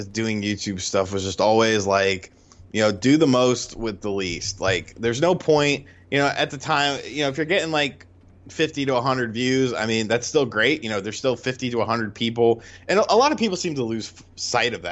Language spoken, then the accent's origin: English; Bridgeport, Connecticut, United States; moved away; also born or lived in Monroe, Connecticut; I was born in Bridgeport, lived in Monroe